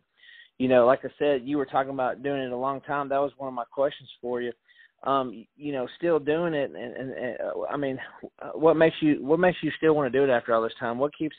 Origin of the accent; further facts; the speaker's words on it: Franklin, Tennessee, United States; Franklin, Tennessee, my hometown